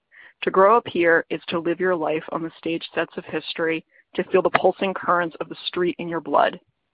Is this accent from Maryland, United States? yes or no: no; New York City, New York, United States; I'm calling from New York City. It is 1993, and I am 5 years old.